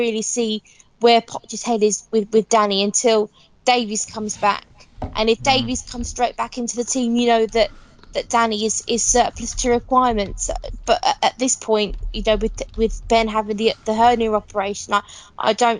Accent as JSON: {"language": "English", "town": "Watford", "region": "East of England", "country": "United Kingdom", "tie": "born or raised there", "said": "I love my hometown"}